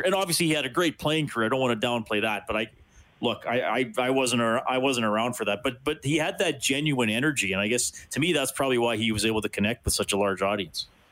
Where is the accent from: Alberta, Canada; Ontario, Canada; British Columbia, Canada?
Alberta, Canada; Evansburg; growing up in Evansburg, a little north of Evansburg, in the 1980s